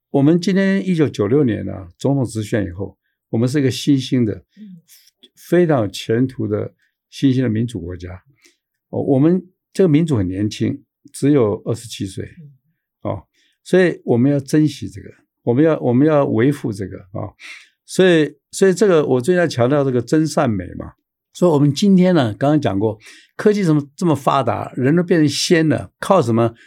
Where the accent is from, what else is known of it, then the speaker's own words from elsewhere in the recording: Taiwan; 我们台湾人